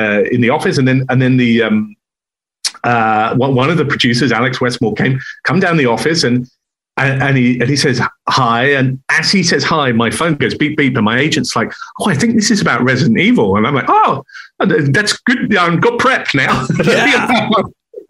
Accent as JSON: {"language": "English", "region": "England", "country": "United Kingdom", "moved": "yes", "lives_now": "Los Angeles, United States", "said": "I'm half German. I'm English. We're outsiders"}